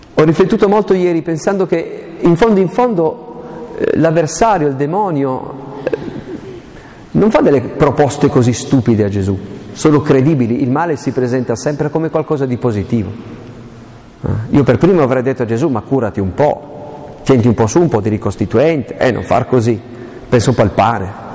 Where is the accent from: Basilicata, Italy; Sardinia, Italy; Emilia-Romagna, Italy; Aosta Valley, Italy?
Aosta Valley, Italy; io sono valdostano